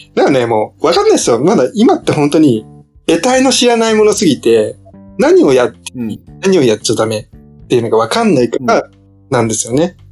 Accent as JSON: {"language": "Japanese", "town": "Hamamatsu", "region": "Shizuoka", "country": "Japan", "tie": "born or raised there", "said": "僕の地元も結構染め浜松なんですけど、染め有名なんですけど"}